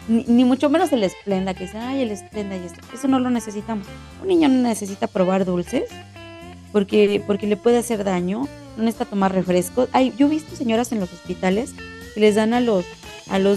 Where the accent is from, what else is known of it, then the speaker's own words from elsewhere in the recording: Mexico; por muy que digan, somos mexicanos, estábamos acostumbrados, no se debe de hacer.